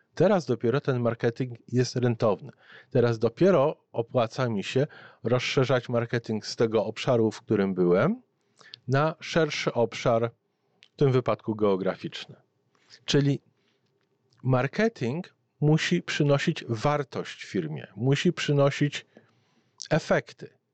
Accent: Poland; born or raised there; moved away as an adult; now in Canada

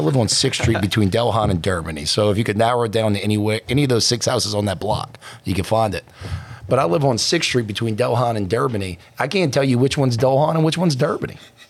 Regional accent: Lafitte, Louisiana, United States; now in Gretna, United States; I grew up in Lafitte, right? Further down, you know, close to the water. But, you know, they just, when I moved to Gretna, whenever I married my wife and I moved to Old Gretna, there was... I live on Stump.

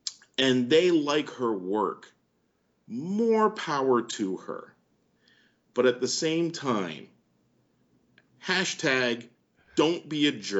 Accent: Canada; And in most situations, I am very Canadian and I don't complain or anything.

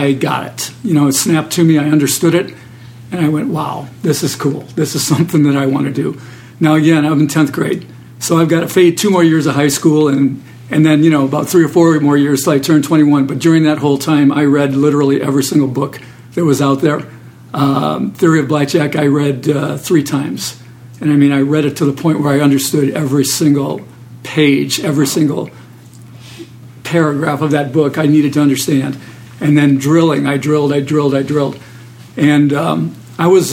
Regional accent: Detroit, Michigan, United States; I was from Detroit

